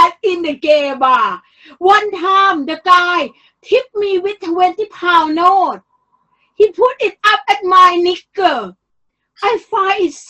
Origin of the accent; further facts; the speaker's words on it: Bangkok, Thailand; moved away; I am really from Bangkok